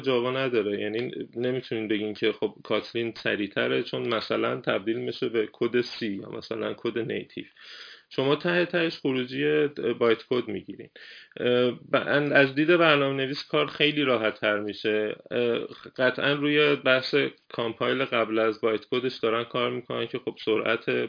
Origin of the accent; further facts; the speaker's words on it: Iran; now in Germany; من میگم ایرانی هستم